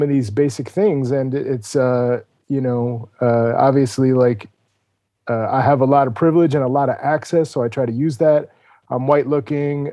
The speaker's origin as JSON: {"language": "English", "region": "New York", "country": "United States", "tie": "born or raised there", "said": "I grew up in New York in the seventies and eighties"}